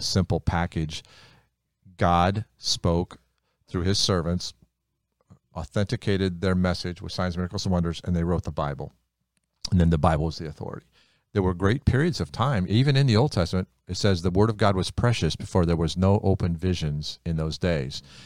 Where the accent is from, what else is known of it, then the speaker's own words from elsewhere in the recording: United States; I'm Hungarian, but I grew up in America, so I speak English